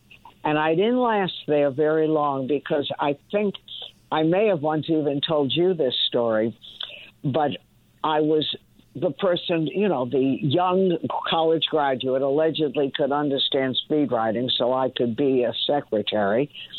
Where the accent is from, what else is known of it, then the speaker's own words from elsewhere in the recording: Lawrence, New York, United States; I grew up in Lawrence, Long Island, which was then a little town. It was part of the five towns, but when I was a kid, it was fairly rural. Now it's suburban America, suburban New York.